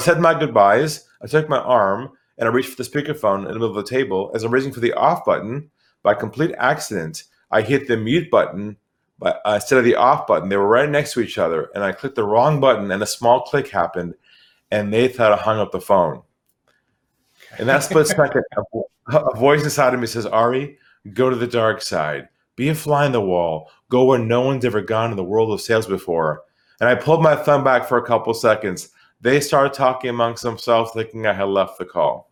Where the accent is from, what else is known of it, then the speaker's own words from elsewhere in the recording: San Diego, California, United States; moved away as an adult; now in Sydney, Australia; I'm originally from California, from San Diego. I now live in Australia, in Sydney.